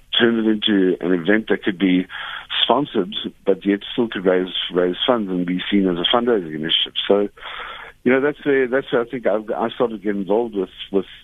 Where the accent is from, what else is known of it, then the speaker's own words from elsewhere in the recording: Cape Town, Western Cape, South Africa; I grew up in Milnerton in the Western Cape, in Cape Town, where I currently still reside.